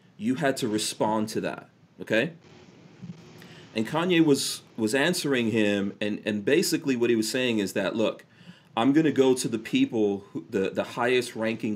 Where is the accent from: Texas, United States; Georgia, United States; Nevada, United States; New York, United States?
New York, United States; New York City; also born or lived in Caribbean / England; I grew up in New York City with a bunch of gangsters